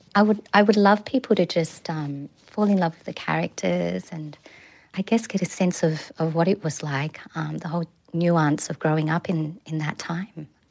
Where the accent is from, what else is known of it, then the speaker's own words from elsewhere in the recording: Sydney, New South Wales, Australia; moved away as an adult; now in New Zealand; my hometown of Kabramatta